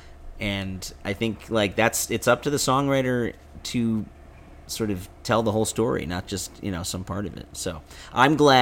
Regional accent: Evanston, Illinois, United States; my hometown of Evanston

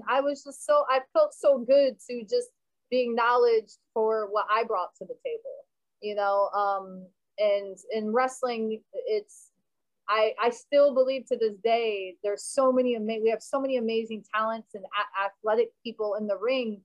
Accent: Florida, United States; out of Miami, out of Florida, out of my home state

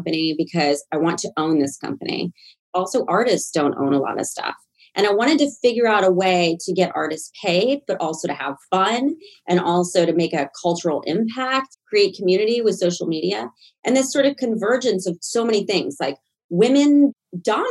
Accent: Nashville, Tennessee, United States; moved away; I was from Nashville, Tennessee

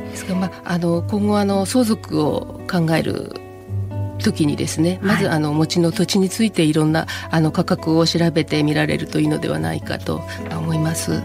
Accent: Yokohama, Kanagawa, Japan; 生まれも育ちも横浜です。

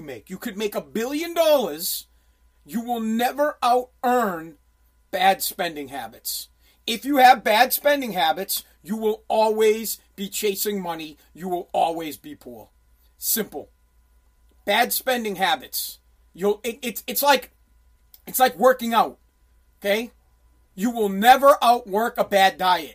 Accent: Massachusetts, United States; I'm from Massachusetts

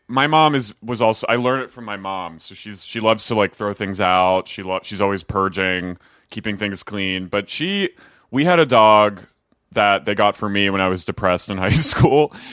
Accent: New Jersey, United States; moved away as an adult; also born or lived in Philadelphia; now in Los Angeles, United States; I'm from S-, South Jersey

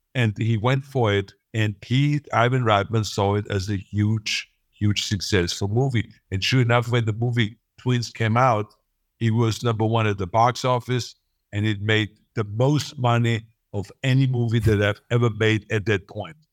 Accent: Austria; moved away as an adult; now in United States; I don't feel like I'm really Austrian

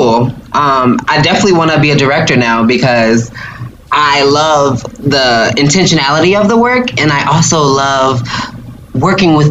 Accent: Louisiana, United States; I'm from Louisiana. We love spicy

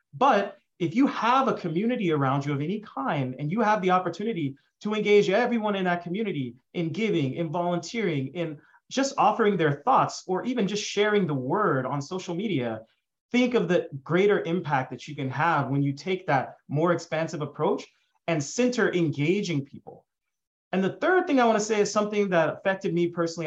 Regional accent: Dallas, Texas, United States; I grew up in Dallas, Texas

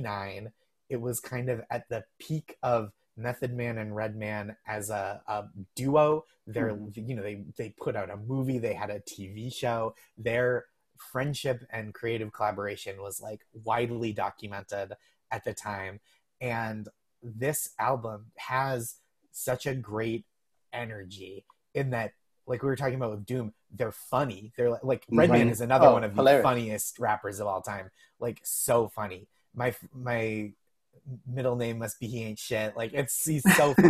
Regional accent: Massachusetts, United States; I'm from Massachusetts.

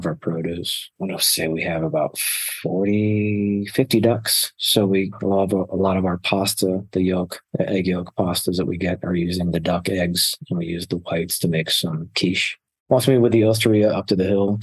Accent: Scottville, Michigan, United States; also born or lived in Ohio; now in Arizona, United States; So I lived in Mason County, Michigan, a little small town called Scottville, directly across Lake Michigan from Milwaukee

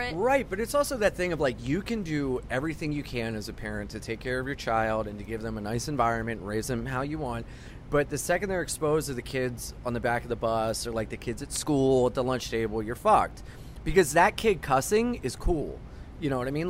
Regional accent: Wilmington, Delaware, United States; moved away as an adult; now in New York, United States; I was from Wilmington, Delaware, where people thought airplanes were going to get flown into our tallest building

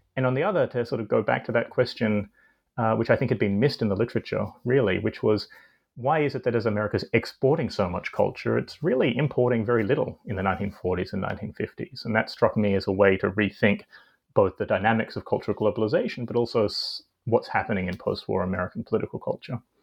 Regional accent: Australia; I grew up in Australia um, and did my undergraduate studies there

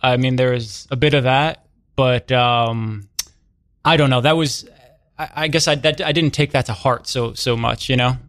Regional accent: New York City, New York, United States; being a white kid growing up in Brooklyn

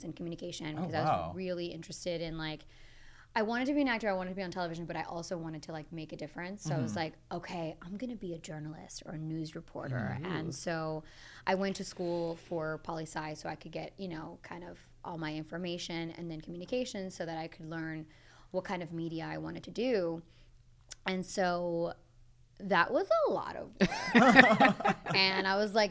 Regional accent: Boston, Massachusetts, United States; I'm from Boston, Massachusetts.

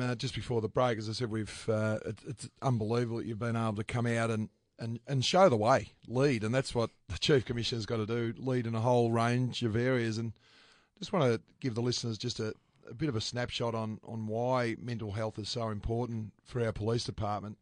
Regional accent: Bungaree, Victoria, Australia; I was brought up in Bungaree. So, the Central Highlands

